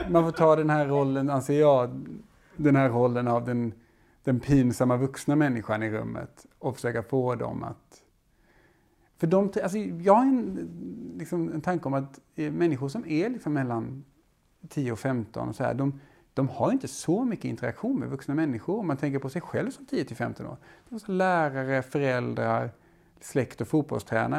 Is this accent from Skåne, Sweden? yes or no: yes; Skåne, Sweden; jag är från Skåne.